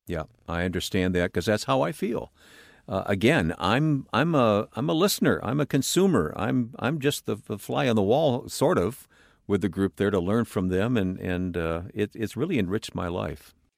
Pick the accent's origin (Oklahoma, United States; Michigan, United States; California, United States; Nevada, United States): Michigan, United States; north of Pontiac; I grew up in an old, ramshackle old farmhouse in Michigan in the countryside north of Detroit, north of Pontiac, Michigan.